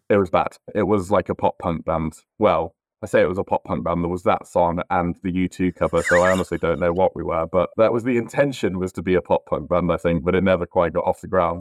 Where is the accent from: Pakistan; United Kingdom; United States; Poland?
United Kingdom; Northamptonshire, East Midlands; born or raised there; moved away as an adult; also born or lived in north of England